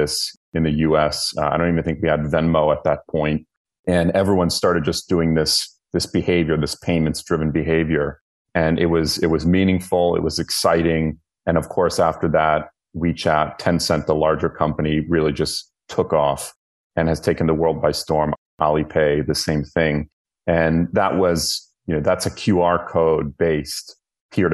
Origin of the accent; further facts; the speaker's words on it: north of Boston, Massachusetts, United States; moved away as an adult; also born or lived in China / United Arab Emirates / Tel Aviv / Greece; now in United Kingdom; So I grew up in the United States, in Boston, a little bit north of Boston.